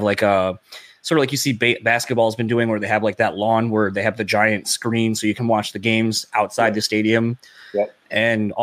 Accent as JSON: {"language": "English", "region": "Delaware", "country": "United States", "moved": "yes", "lives_now": "Michigan, United States", "said": "I'm originally from Delaware, and then moved out here"}